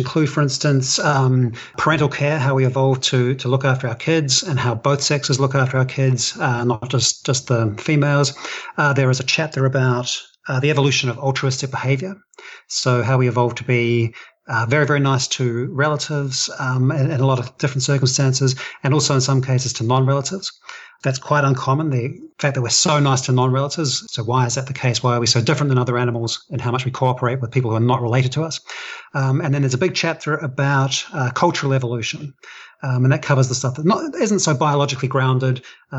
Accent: New Zealand; accent: New Zealand; those songs are passed on culturally, exactly like an accent or something like that, like my New Zealand accent.

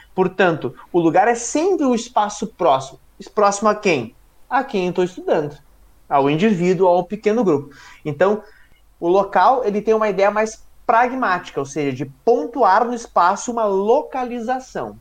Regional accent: Porto Alegre, Rio Grande do Sul, Brazil; accent: porto-alegrense; Eu sou do Belém

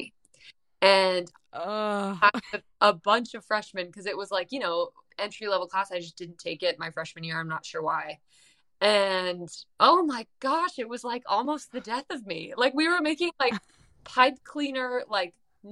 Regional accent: San Diego, California, United States; now in Nashville, United States; I grew up in San Diego, California.

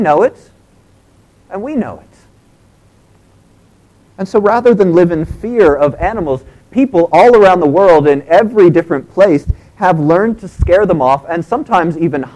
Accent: United States; moved away; in the U.S., we still have them

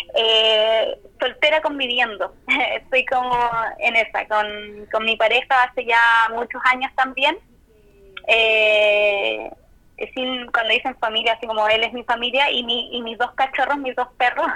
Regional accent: Puerto Montt, Los Lagos, Chile; also born or lived in Calbuco; yo soy nací en Calbuco, en la isla de las Aguas Azules. Eh, soy de Puerto Montt, em, actualmente vivo acá.

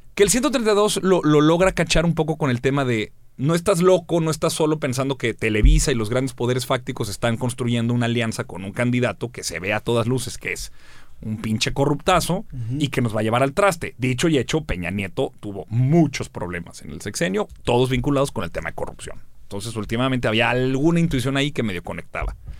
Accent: Torreón, Coahuila, Mexico; Yo nací en Torreón.

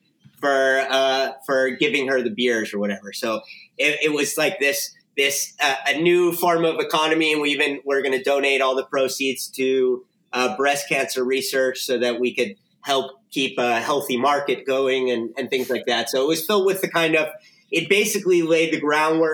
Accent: Miami, Florida, United States; moved away as an adult; now in Spain; So I'm originally from Miami, Florida

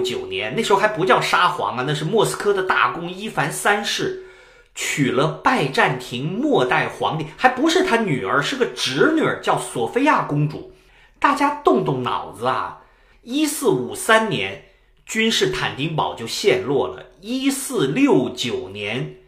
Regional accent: China; 我们中国人

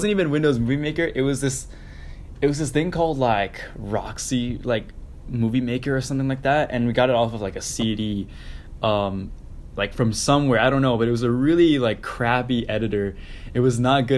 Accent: Syosset, New York, United States; moved away; I grew up on Long Island in Syosset.

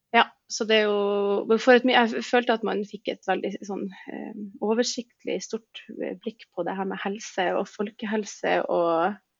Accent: Tromsø, Troms, Norway; jeg er født og oppvokst i Tromsdal

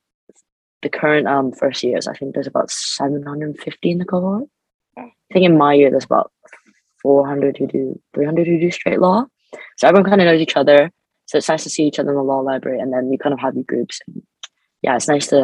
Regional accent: Canada; moved away as an adult; now in United Kingdom; I'm an international student, so I'm from Canada.

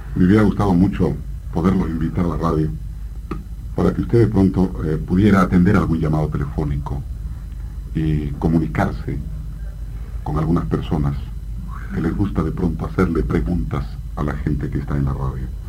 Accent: Peru; now in Argentina; que soy peruano, que llevo 17 años aquí

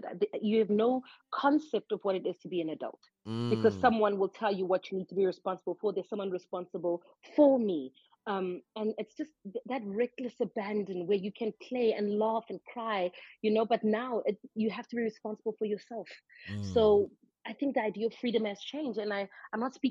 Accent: Boksburg, Gauteng, South Africa; I am from Regepark. All I've known is Regepark. So that's the east of Boksburg

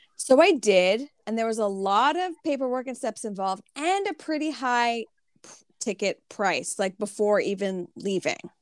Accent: Canada; I'm Canadian

